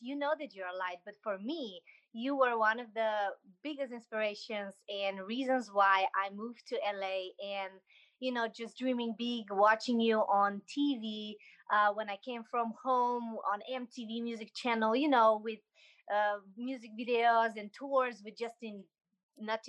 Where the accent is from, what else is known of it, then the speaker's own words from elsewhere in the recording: Slovenia; English is a second language; moved away as an adult; now in Los Angeles, United States; We have dance school Bolero in my country, Slovenia. So yes, I am not from here. You can hear it in my voice. So my accent is from Europe, small country, 2 million people